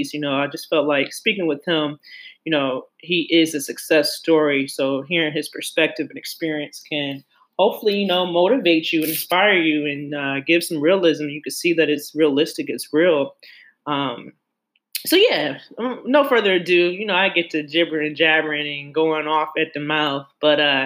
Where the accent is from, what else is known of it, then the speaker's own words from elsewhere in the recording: Cleveland, Ohio, United States; moved away; also born or lived in Brooklyn, New York; I'm originally from Cleveland, Ohio